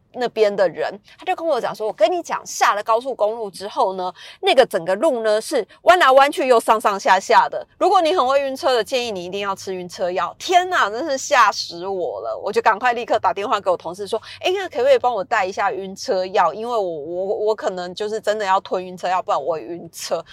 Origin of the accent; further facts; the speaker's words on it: Taiwan; 因为我自己小时候是在乡下长大的